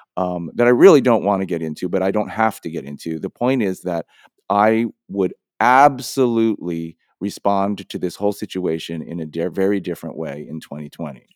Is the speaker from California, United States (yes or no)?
yes; San Francisco, California, United States; who I grew up with in San Francisco